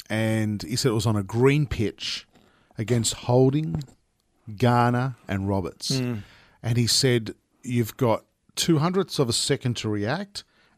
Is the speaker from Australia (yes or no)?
yes; Sydney, New South Wales, Australia; I grew up in Sydney